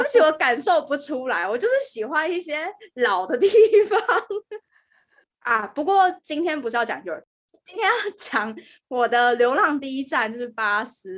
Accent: Taiwan; moved away as an adult; now in United Kingdom; 身为一个台湾人

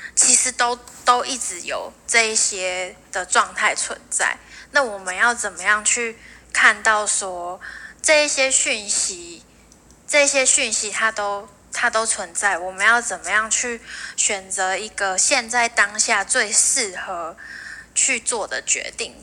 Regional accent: northern Taiwan, Taiwan; moved away as an adult; also born or lived in Penghu; 我其实都是一直在北部生活长大的

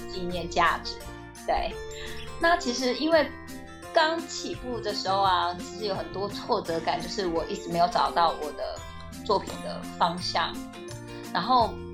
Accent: Tainan, Taiwan; 身为台南人

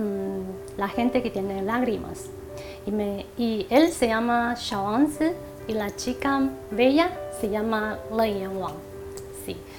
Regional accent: Taiwan; 只是上课大家就是不知道在就是外就是外国人，就是只有我一个台湾人，

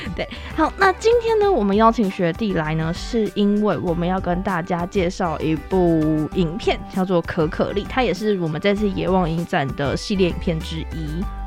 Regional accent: Taipei, Taiwan; 小时候自己是读，就是台北市的人

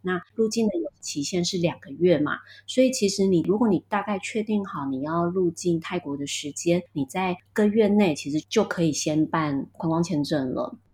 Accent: Taitung, Taitung County, Taiwan; 我来自台东，我自己经营了一个，呃，选物品牌，叫自己来家

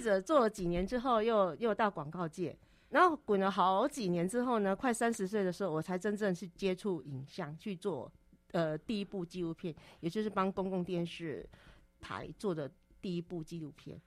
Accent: Minxiong, Chiayi County, Taiwan; now in Taipei, Taiwan; 我是嘉义民雄牛斗山这边的人

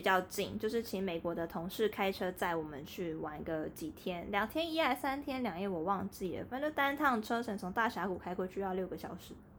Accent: Taiwan; 我们台湾人其实应该说普遍都蛮喜欢喝水的

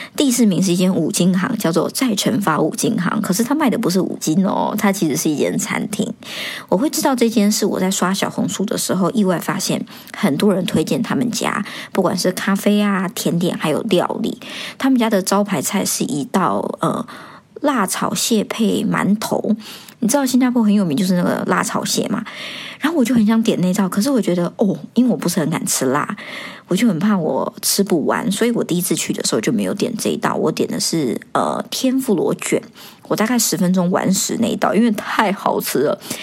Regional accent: Taiwan; also born or lived in Hong Kong; now in Singapore; 像我在台湾长大呢

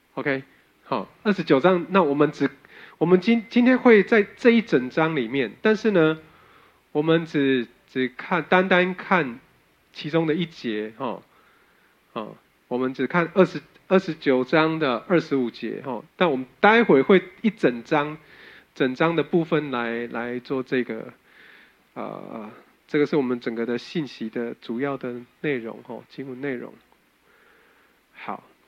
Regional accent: Taiwan; 我们台湾人热爱修补

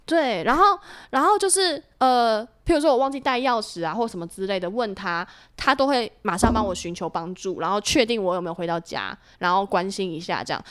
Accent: Hsinchu, Taiwan; moved away as an adult; now in Taipei, Taiwan; 一回新竹就是懒散

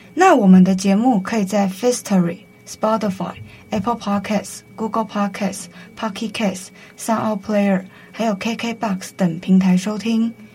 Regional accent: Taiwan; 对我们台湾人来说

